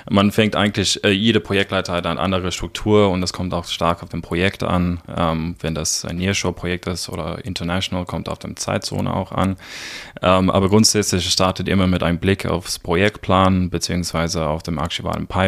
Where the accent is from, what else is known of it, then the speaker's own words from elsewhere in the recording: South Africa; German is a second language; now in Germany; ich komme ursprünglich aus Südafrika, aus einem kleinen Dorf, es nennt sich Neisner. Sehr komisch geschrieben, einfach ausgesprochen. Ähm, ich bin ungefähr seit zehn Jahren in Deutschland.